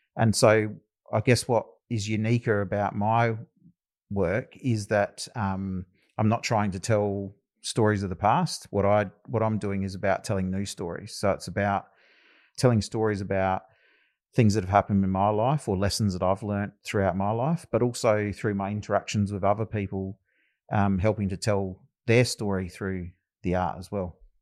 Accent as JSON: {"language": "English", "town": "Adelaide", "region": "South Australia", "country": "Australia", "tie": "born or raised there", "also_born_or_lived": "Loxton / Alice Springs (family)", "said": "I've resided a lot of my life down here in Adelaide, uh, growing up in the northern suburbs."}